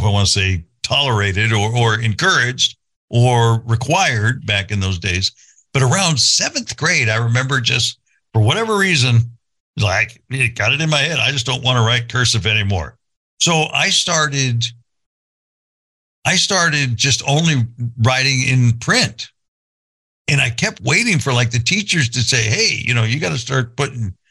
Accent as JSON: {"language": "English", "region": "California", "country": "United States", "tie": "born or raised there", "moved": "yes", "said": "I grew up in California"}